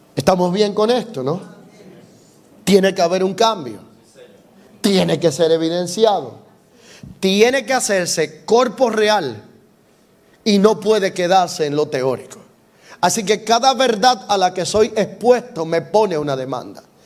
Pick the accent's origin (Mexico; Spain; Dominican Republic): Dominican Republic; soy dominicano